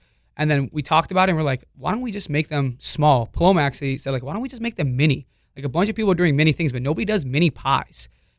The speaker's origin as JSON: {"language": "English", "town": "Hollywood", "region": "Florida", "country": "United States", "tie": "born or raised there", "said": "I grew up in Hollywood, yeah. Florida."}